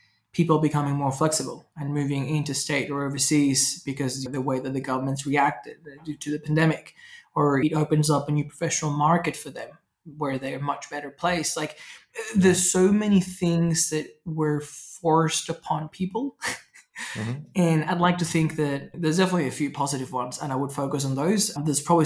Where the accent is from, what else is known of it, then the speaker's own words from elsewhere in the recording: Venezuela; moved away; I grew up in Venezuela